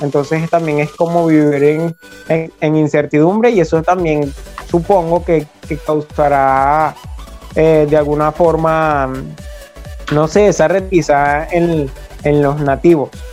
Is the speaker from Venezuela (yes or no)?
yes; Venezuela; de acá de, nuestro país